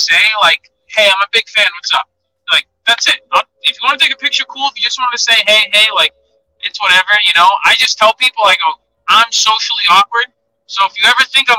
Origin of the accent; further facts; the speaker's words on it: Massachusetts, United States; a kid from a small town in Massachusetts just outside of Boston